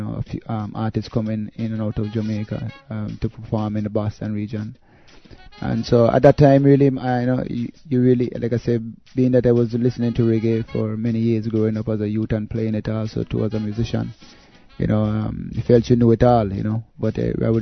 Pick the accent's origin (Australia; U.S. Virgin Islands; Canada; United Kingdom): U.S. Virgin Islands; Being raised in the Virgin Islands, at least the United States Virgin Islands, which is a territory of the United States